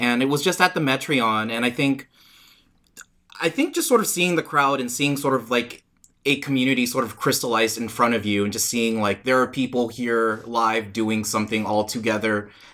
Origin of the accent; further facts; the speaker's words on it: Oakland, California, United States; I'm born and raised in Oakland